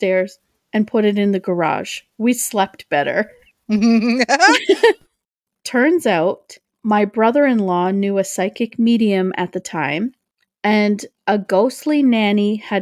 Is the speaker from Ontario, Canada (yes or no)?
yes; Oshawa, Ontario, Canada; also born or lived in Toronto, Ontario; near where I live in my hometown called Parkwood Mansion